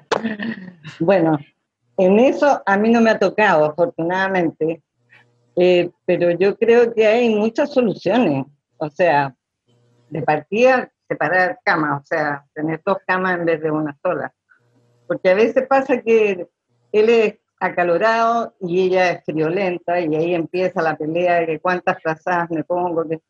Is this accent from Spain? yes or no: no; Chile; soy chilena